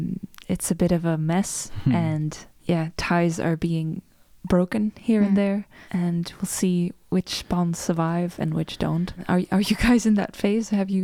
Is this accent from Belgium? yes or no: yes; Belgium; now in Denmark; I'm from Belgium and I don't live in Belgium anymore.